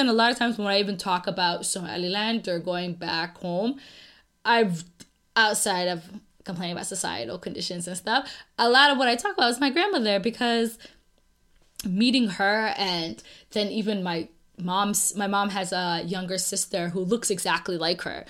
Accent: United States; I'm American

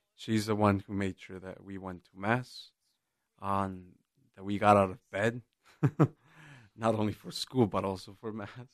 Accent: Jalisco, Mexico; moved away; I'm originally from Jalisco, and I grew up in a very small town, just rural, as rural as as it can get

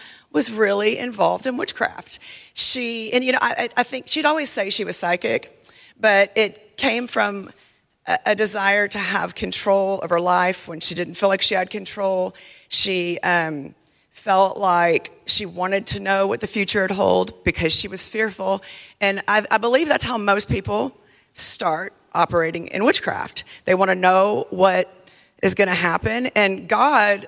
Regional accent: South Louisiana, United States; I grew up in South Louisiana

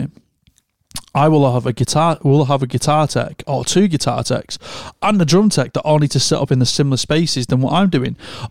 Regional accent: United Kingdom; we as a culture, as a British culture

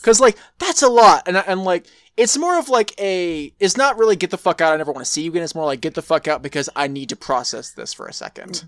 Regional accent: Texas, United States; I'm from Texas

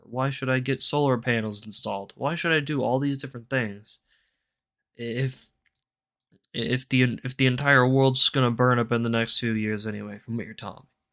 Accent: United States; I'm an American

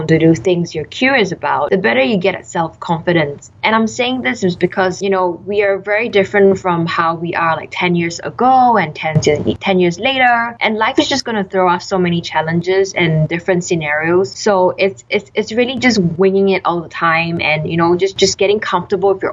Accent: Singapore; also born or lived in Melbourne, Australia; I grew up in Singapore all my life, went to local schools

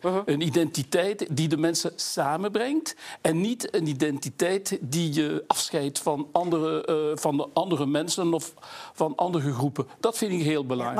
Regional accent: Wallonia, Belgium; Ik voel me ook Waal. ik voel me Franstalig

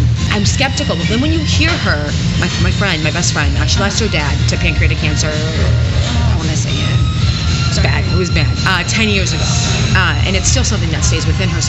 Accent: Greece; moved away; I'm Greek, so I was born in Greece

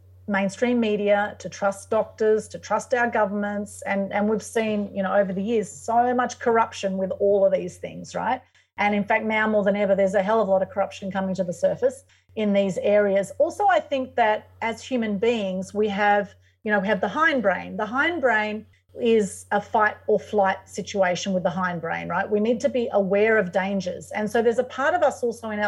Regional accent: Sydney, New South Wales, Australia; I was born in Sydney to Greek, Turkish and Ukrainian parents and heritage

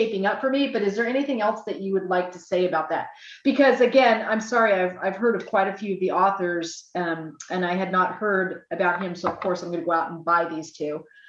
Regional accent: United States; also born or lived in Beirut, Lebanon; now in Poland; I'm American living in Poland, actually, but I lived in Beirut for 2 years as well.

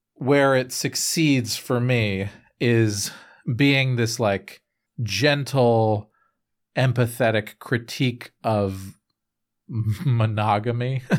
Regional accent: United States; I am an American

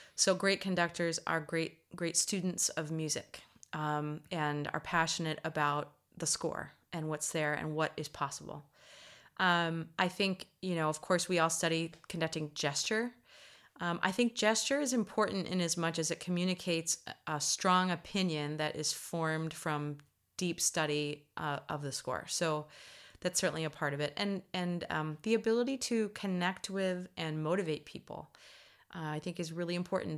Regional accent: United States; being an American

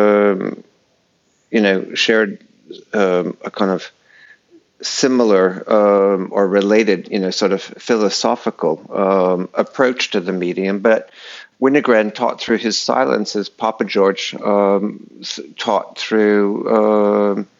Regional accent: New England, United States; moved away; I grew up in New England.

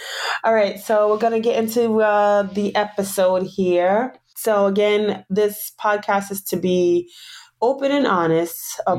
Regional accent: Providence, Rhode Island, United States; moved away as an adult; now in Long Island, United States; We live here in Long Island, New York now. I was born in New York. Well, we all was born and raised in Providence, Rhode Island. Then I moved to Long Island about 4 years ago.

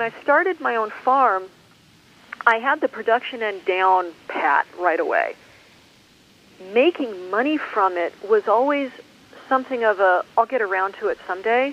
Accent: Douglas County, Colorado, United States; moved away; I grew up just north of you in Douglas County

